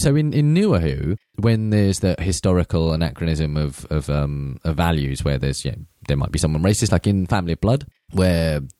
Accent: India; as an Indian man

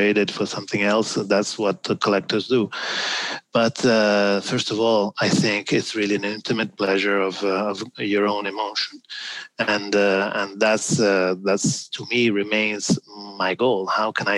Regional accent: Milan, Lombardy, Italy; moved away; I'm from Milano

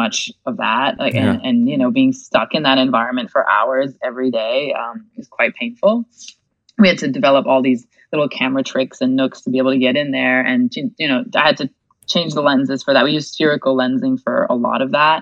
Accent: Quebec City, Quebec, Canada; also born or lived in Montreal; I was born in Quebec City.

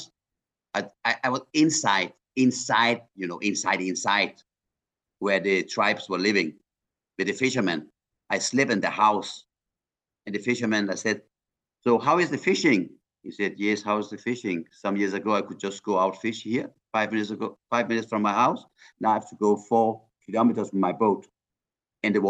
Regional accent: Iran; now in Denmark; I'm from Iran

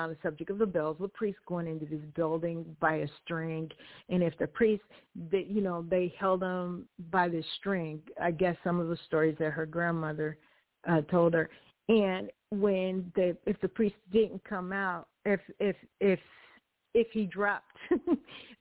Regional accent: Los Angeles, California, United States; accent: Kansas; also born or lived in Kansas; I was raised in California, Los Angeles, you know, and then coming from Kansas with a Kansas accent and going to California and then getting raised there

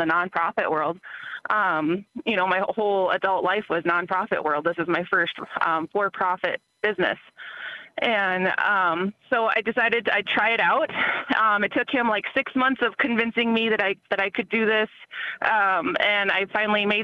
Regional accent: Milks Camp, South Dakota, United States; moved away; also born or lived in Mankato, Minnesota; I come from Milk's Camp, South Dakota, which is like 6 hours away

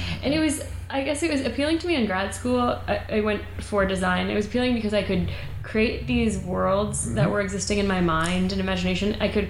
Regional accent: Kalamazoo, Michigan, United States; I got a call from our local, the Kalamazoo, Michigan Gazette.

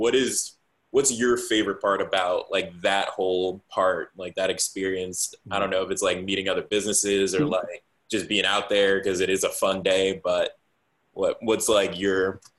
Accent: New Jersey, United States; now in Charlotte, United States; I'm from Jersey

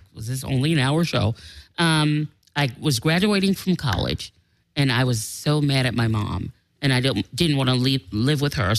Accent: New York City, New York, United States; When I graduated from high school in Manhattan, because I'm from New York.

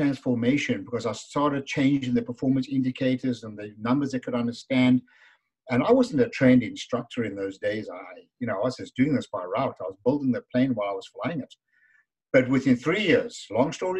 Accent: South Africa; moved away as an adult; now in Canada; as you can hear from my funny accent, I'm from South Africa. And I was imported to Canada 30 winters ago and still counting.

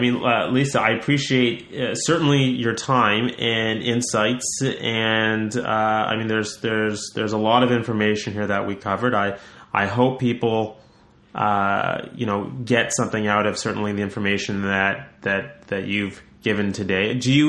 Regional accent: Canada; I'm Canadian. I should be pumping up the Canadian thing

